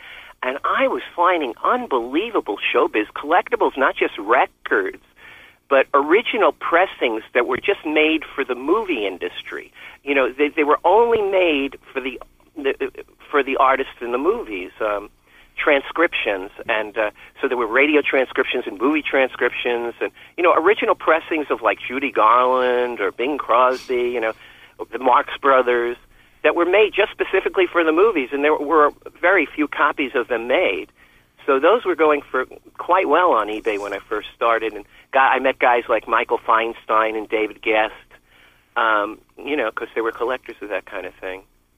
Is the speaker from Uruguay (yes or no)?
no; Philippines; I'm pretty happy with being a Filipino Lolo and selling records out of my house.